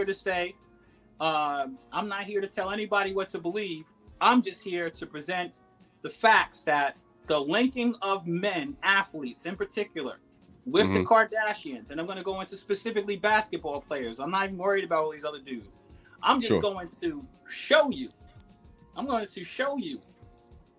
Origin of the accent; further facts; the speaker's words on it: New York City, New York, United States; I'm from Queens.